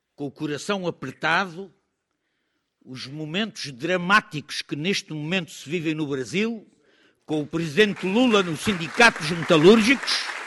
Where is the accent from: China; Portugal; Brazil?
Portugal; como cidadãos, como democratas, como antifascistas, como portugueses